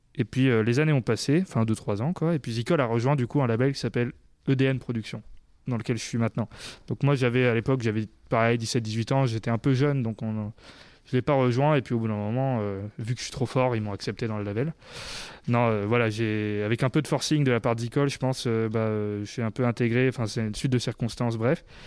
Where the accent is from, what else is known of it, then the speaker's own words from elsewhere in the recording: Clermont-Ferrand, Auvergne-Rhône-Alpes, France; je suis né à Clermont